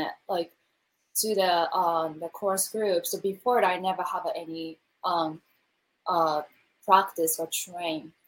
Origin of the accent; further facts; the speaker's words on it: Tokyo, Japan; English is a second language; moved away as an adult; now in Los Angeles, United States; I'm from Japan and I'm born and raised in Tokyo. So and then I moved to LA 2009.